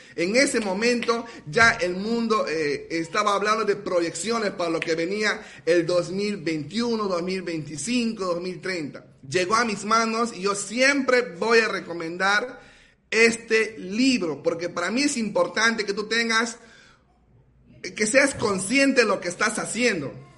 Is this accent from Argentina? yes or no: no; Iquitos, Loreto, Peru; de la ciudad de Iquitos, Perú